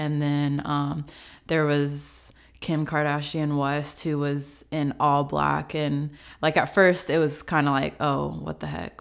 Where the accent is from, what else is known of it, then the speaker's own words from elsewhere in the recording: Franklin, United States; moved away as an adult; also born or lived in Chattanooga; now in Atlanta, United States; I am originally from Franklin